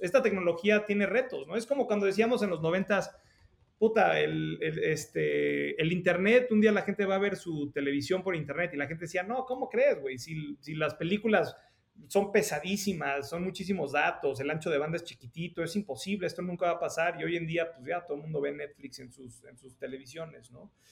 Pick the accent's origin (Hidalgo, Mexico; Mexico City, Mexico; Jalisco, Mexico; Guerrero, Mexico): Mexico City, Mexico; moved away as an adult; also born or lived in San Francisco, United States; yo nací en, en la Ciudad de México, fui al colegio alemán este, y luego terminé la, la prepa en el colegio americano